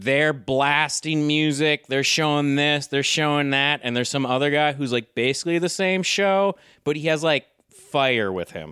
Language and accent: English; United States; I'm a hardcore American